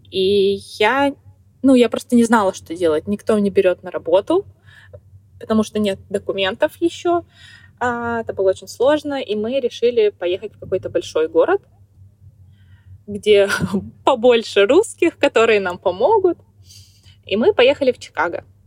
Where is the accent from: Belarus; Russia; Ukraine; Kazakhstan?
Kazakhstan; moved away as an adult; now in United States; в моей стране, в Казахстане, угу. я из Казахстана, из небольшого городка